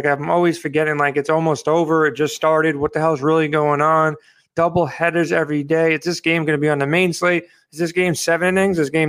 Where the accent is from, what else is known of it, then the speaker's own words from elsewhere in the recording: New York, United States; I'm from New York.